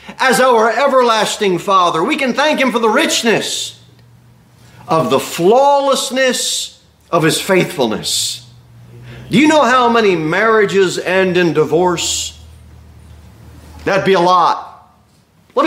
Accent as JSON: {"language": "English", "country": "United States"}